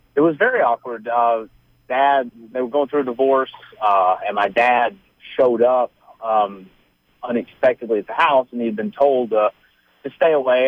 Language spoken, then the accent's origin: English; Ellijay, Georgia, United States; I'm originally from Ellijay